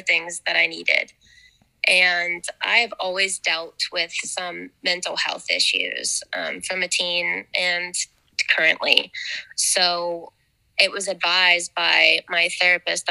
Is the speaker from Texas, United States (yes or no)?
no; Wheeling, West Virginia, United States; now in St. Clairsville, United States; I currently live in St. Clairsville, but I was born and raised in Elm Grove, just right around the corner from the studio.